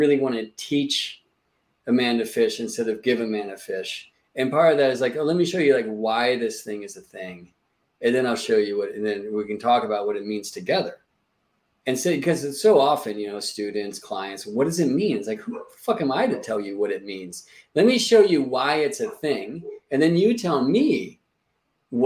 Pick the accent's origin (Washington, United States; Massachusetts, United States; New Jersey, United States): Massachusetts, United States; Boston; now in El Sobrante, United States; I was born in Boston, Massachusetts. I now live in California